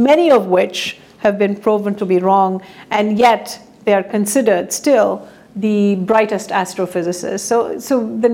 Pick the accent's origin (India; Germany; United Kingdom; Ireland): India; moved away as an adult; a girl growing up in India